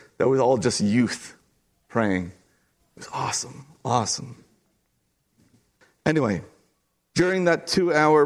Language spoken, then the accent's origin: English; Kincardine, Ontario, Canada; Kincardine, Ontario